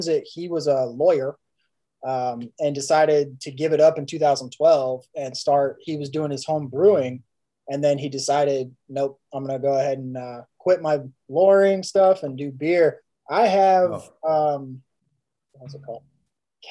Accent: Fort Myers, Florida, United States; moved away as an adult; I grew up in Fort Myers, Florida

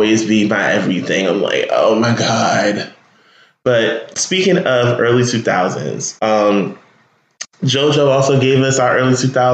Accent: Newark, New Jersey, United States; also born or lived in Irvington, New Jersey; I'm from there, born and raised just about

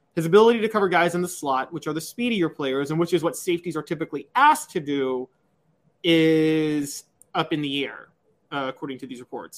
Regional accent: Memphis, Tennessee, United States; born or raised there

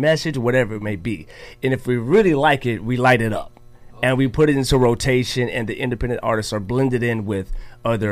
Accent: Mississippi, United States; I'm from Mississippi as well

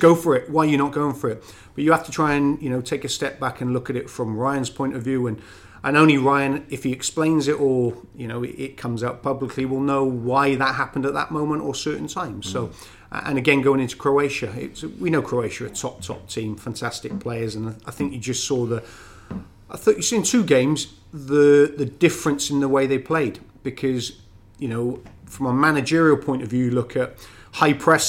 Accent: Wales, United Kingdom; accent: Welsh; moved away as an adult; now in Canada; I'll never lose my Welsh accent

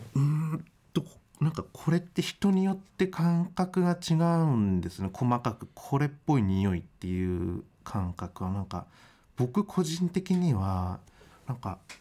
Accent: Ibaraki, Japan; 地元が茨城なんですけどその自然は豊かなんです

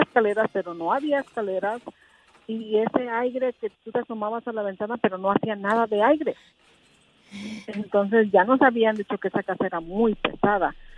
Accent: Tecingo, Puebla, Mexico; also born or lived in Oaxaca City, Oaxaca; nos llevó a vivir a Tencingo, Puebla. Entonces ahí crecimos, ahí crecimos nuestra vida, pero realmente nosotros somos oaxaqueño

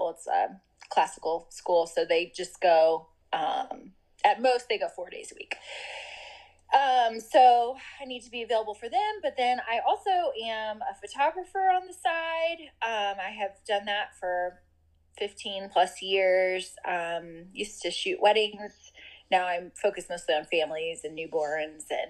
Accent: Missouri, United States; moved away as an adult; now in Louisville, United States; I live in Louisville, Kentucky now and have lived here since 2006, but I'm originally from Missouri

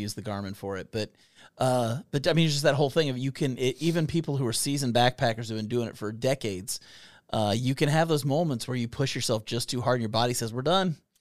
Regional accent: Kentucky, United States; We are two idiots from Kentucky

